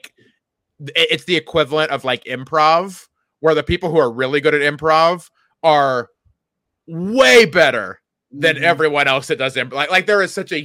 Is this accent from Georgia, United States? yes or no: no; DeMotte, Indiana, United States; I will be in my hometown for a free show at the Touch of Dutch Festival in DeMott, Indiana